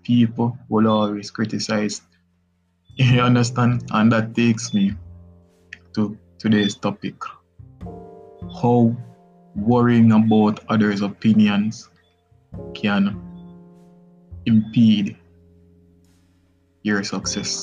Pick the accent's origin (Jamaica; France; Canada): Jamaica; as a Jamaican boy